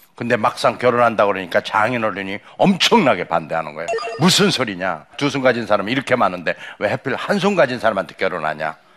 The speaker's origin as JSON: {"language": "Korean", "town": "Cheongyang", "region": "South Chungcheong", "country": "South Korea", "tie": "born or raised there", "moved": "yes", "said": "제 고향이 충청남도 청양 칠갑산입니다."}